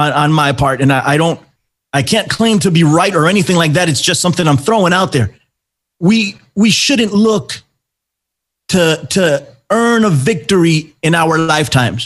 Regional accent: New York City, New York, United States; I'm from New York, too. I'm in the Bronx.

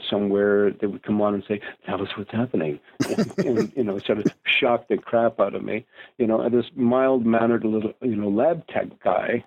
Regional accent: Canada; I'm Canadian

